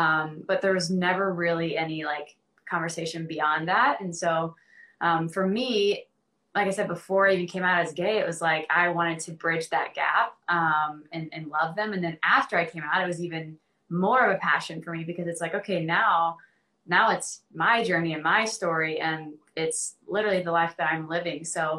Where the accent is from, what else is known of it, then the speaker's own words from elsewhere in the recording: the South, United States; Well, I think growing up in the South, like I was kind of bombarded by this idea that being gay or queer